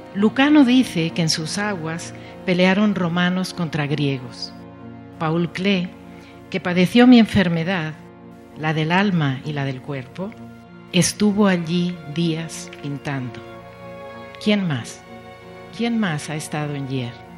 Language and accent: Spanish; Mexico; also born or lived in Hyères, France; yo me siento muy orgullosa de ser la única escritora mexicana que ha nacido en ese lugar